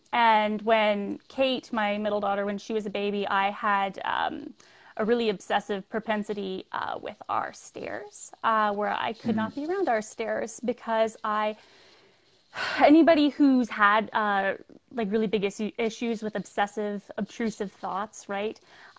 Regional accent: Calgary, Alberta, Canada; also born or lived in Newfoundland; So I am originally from Newfoundland, which is far east for everybody in America. {S0} Right. {S3} But we moved to Calgary when I was small, and I was raised by a single mother

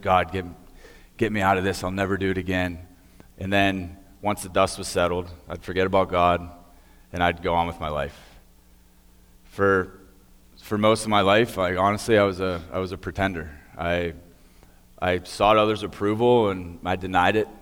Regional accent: Beaver County, Pennsylvania, United States; I grew up here in Beaver County

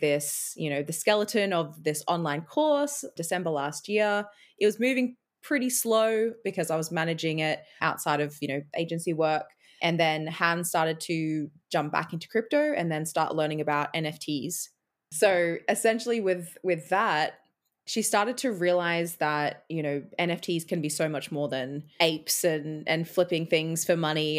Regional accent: Australia; moved away as an adult; also born or lived in Edinburgh, Scotland; now in Scotland, United Kingdom; I'm now an Australian in Scotland

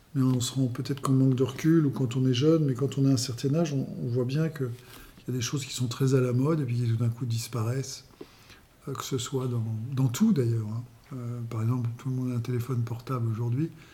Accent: Paris, Île-de-France, France; moved away as an adult; also born or lived in Castillon-la-Bataille; now in Belvès-de-Castillon, France; J'étais parisien, je suis né à Paris

